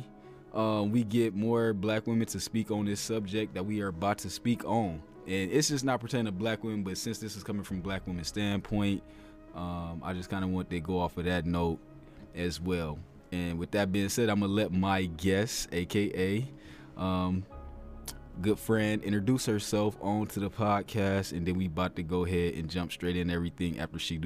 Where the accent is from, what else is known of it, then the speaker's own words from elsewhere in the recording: Ohio, United States; an Ohio boy